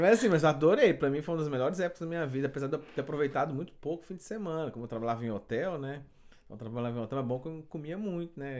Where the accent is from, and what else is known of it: Goiânia, Goiás, Brazil; moved away as an adult; also born or lived in Montreal, Canada; now in Quebec, Canada